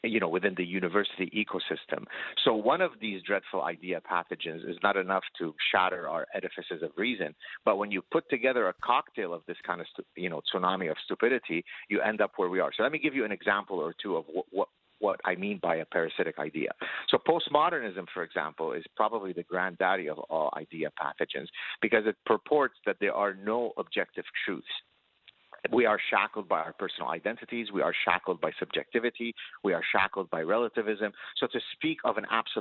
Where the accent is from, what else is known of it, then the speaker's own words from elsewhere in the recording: Lebanon; moved away; one of my brothers was the Lebanese Olympic judo champion